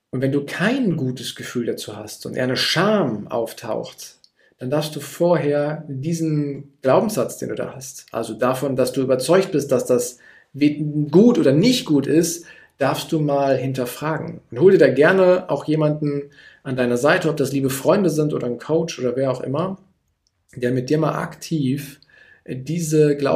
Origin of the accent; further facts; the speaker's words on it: Gütersloh, North Rhine-Westphalia, Germany; Ich komme jetzt aus Gütersloh. Gütersloh liegt in Ostwestfalen und die Ostwestfalen sind eher zurückhaltend